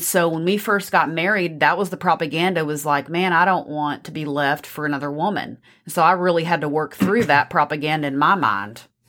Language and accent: English; Texas, United States; accent: Texas; my Texas accent